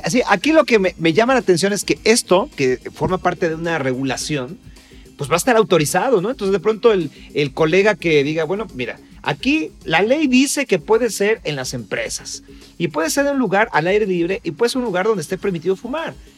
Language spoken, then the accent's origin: Spanish; Mexico; also born or lived in Mexico City